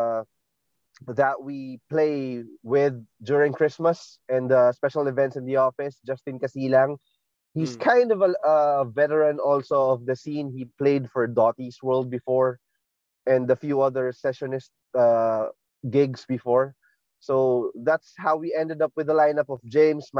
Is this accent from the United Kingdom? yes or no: no; Marikina, Metro Manila, Philippines; I'm from Marikina